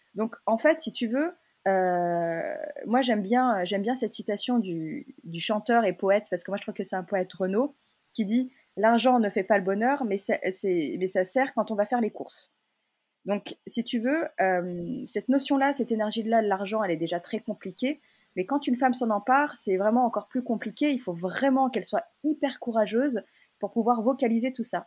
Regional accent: Lyon, Auvergne-Rhône-Alpes, France; moved away as an adult; also born or lived in Hong Kong; now in Paris, France; je suis, née, j'ai grandi à Lyon

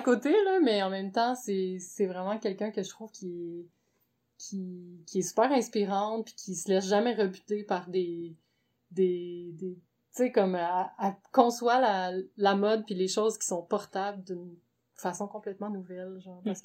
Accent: Gatineau, Quebec, Canada; now in Montreal, Canada; à l'origine, je viens de Gatineau

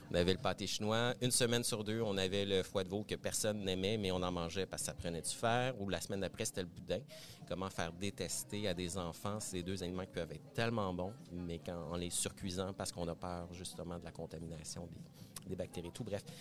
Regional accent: Laval, Quebec, Canada; also born or lived in Montreal; Ben, je viens de Montréal. Je suis né à Montréal. J'ai grandi en banlieue de Montréal. Et oui, cette, euh, ce territoire qu'on appelle Laval euh, banlieusard. J'ai fait mon adolescence là-bas et tout.

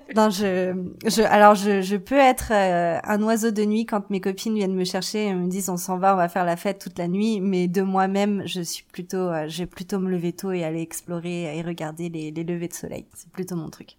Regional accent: Paris, Île-de-France, France; moved away as an adult; also born or lived in Vancouver, Canada; now in Calgary, Canada; je je suis née, j'ai grandi à Paris.

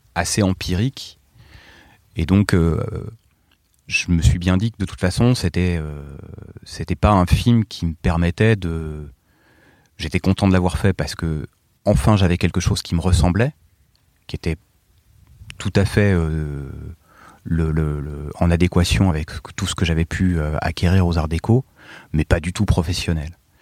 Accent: Morsang-sur-Orge, Île-de-France, France; also born or lived in Paris; je venais de, de l'Essonne, de Morsan-sur-Orge.

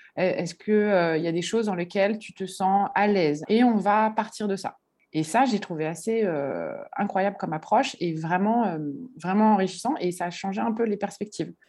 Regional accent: Paris, Île-de-France, France; moved away as an adult; now in Bordeaux, France; j'ai grandi bah, euh, à Paris dans le 15e

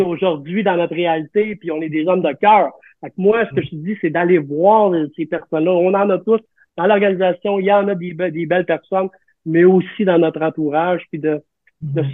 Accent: Quebec, Canada; on est des Québécois, Montréalais, Canadiens

